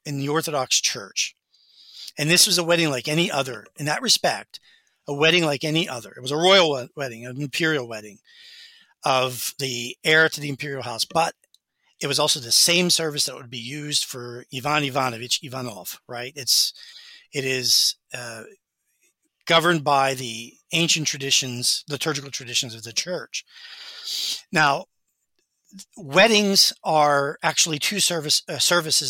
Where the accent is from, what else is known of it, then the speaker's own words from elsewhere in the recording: United States; as an American